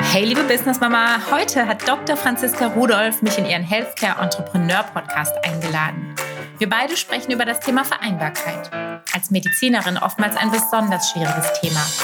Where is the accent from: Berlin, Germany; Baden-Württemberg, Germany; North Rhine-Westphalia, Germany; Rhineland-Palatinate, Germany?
Baden-Württemberg, Germany; Black Forest; also born or lived in Düsseldorf; komme aus dem Schwarzwald, lebe nach einigen städtischen Stationen auch wieder hier